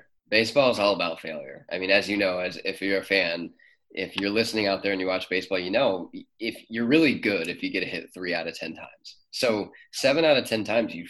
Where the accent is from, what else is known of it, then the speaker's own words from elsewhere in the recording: Cleveland, Ohio, United States; also born or lived in Mansfield, Ohio; we moved up to Cleveland when I was 6 or 7 years old. So most of my childhood was spent in Cleveland